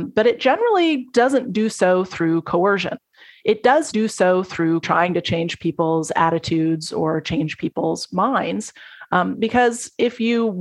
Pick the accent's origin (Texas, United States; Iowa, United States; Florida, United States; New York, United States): Texas, United States; I grew up in Texas